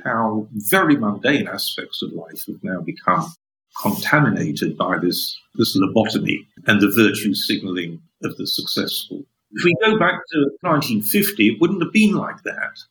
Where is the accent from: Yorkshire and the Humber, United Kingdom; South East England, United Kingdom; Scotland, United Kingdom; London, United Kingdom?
Yorkshire and the Humber, United Kingdom; Sheffield; now in Oxford, United Kingdom; I was born in Sheffield, northern industrial city